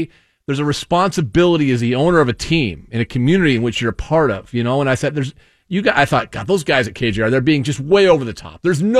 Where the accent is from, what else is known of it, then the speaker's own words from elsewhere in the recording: Seattle, Washington, United States; when I was growing up in Queen Anne and or Magnolia, on Dravis